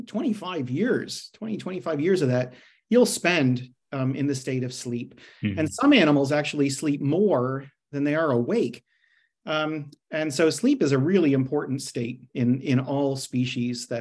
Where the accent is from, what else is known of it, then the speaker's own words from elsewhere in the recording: Canada; now in Australia; as the accent might betray, I'm not Australian, but I'm rather from Canada